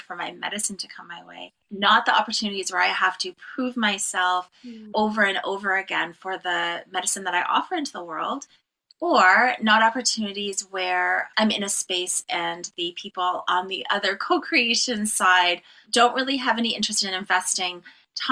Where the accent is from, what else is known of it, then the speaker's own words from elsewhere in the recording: Cape Croker First Nation, Ontario, Canada; I am from Nation Agaming and Dunjaba from Cape Croker First Nation